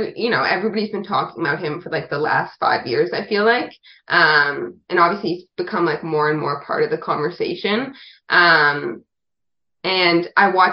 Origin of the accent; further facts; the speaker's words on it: Canada; moved away as an adult; also born or lived in Nashville; growing up in Canada